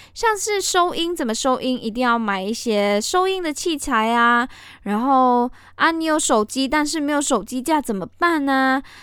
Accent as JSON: {"language": "Chinese", "country": "Malaysia", "also_born_or_lived": "Linkou, Taiwan", "first_language": "Chinese", "moved": "as an adult", "lives_now": "Taiwan", "said": "我是马来西亚人"}